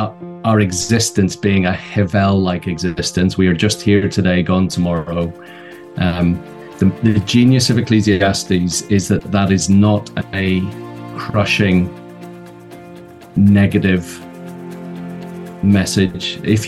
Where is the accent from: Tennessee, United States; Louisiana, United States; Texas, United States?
Tennessee, United States; born there; I was born in Tennessee. So 18 months before you came along, I came along in Tennessee.